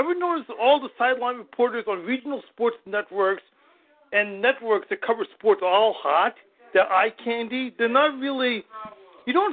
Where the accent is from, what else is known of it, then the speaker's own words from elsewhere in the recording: New York City, New York, United States; also born or lived in Fort Lee; I was a kid growing up in New York City.